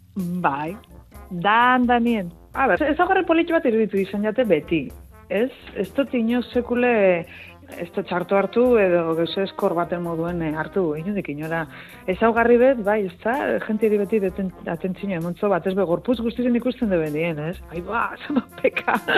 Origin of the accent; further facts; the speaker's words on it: Gernika, Basque Country, Spain; txikitan hemen gerniken